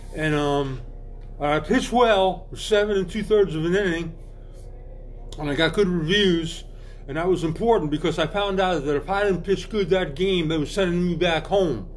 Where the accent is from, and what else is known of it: United States; also born or lived in Italy (ancestry)